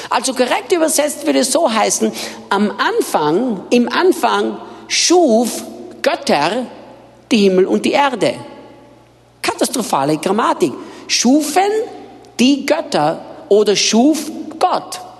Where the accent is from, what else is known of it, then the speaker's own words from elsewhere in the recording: Austria; now in Brazil; Ich bin Österreicher, bin in Österreich geboren und aufgewachsen